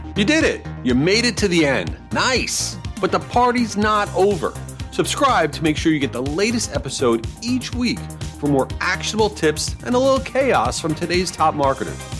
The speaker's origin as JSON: {"language": "English", "town": "Jericho", "region": "New York", "country": "United States", "tie": "born or raised there", "moved": "yes", "lives_now": "Boca Raton, United States", "said": "I grew up in Jericho, New York, in Long Island"}